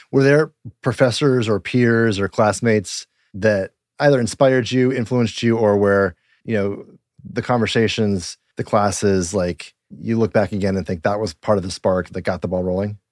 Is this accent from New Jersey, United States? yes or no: no; Littleton, Colorado, United States; moved away; also born or lived in Golden, Colorado; I'm originally from Colorado too.